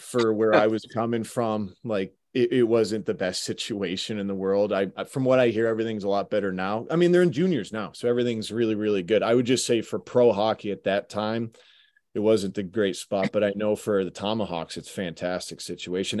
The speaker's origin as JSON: {"language": "English", "town": "Syracuse", "region": "New York", "country": "United States", "tie": "born or raised there", "also_born_or_lived": "Utica, New York", "said": "I grew up playing in Syracuse Odd, the Utica Odd"}